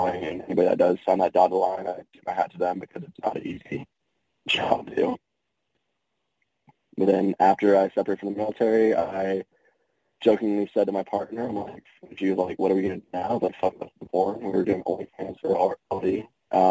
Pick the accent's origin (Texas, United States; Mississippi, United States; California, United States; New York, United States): Texas, United States; South; I'm born and raised in Texas, grew up around Hispanics all my life